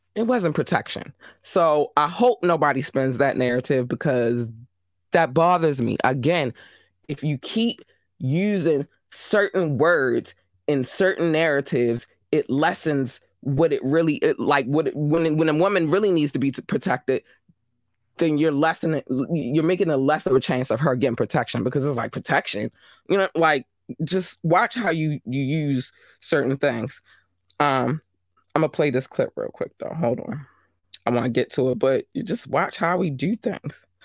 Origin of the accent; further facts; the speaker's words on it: Baltimore, Maryland, United States; I'm from Baltimore.